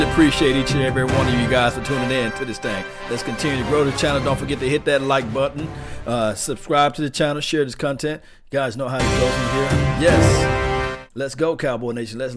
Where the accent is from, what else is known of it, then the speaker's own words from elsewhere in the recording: Pall Mall, Tennessee, United States; Yes, uh, I'm from Pall Mall. Yes, what I'm talking about, Tennessee.